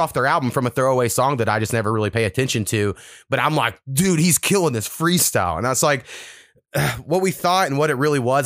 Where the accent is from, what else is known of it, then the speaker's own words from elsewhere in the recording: Oklahoma, United States; I grew up in Oklahoma